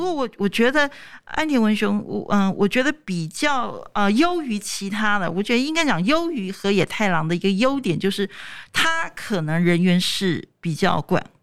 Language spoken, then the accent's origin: Chinese; Taiwan; 我们台湾人